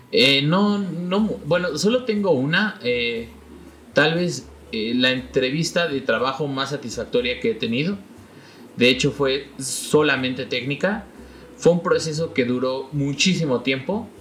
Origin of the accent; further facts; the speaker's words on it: Mexico; moved away; en mi país